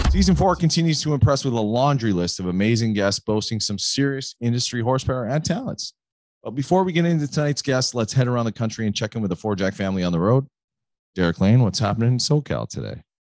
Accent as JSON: {"language": "English", "country": "Canada", "said": "I never hear it as a Canadian"}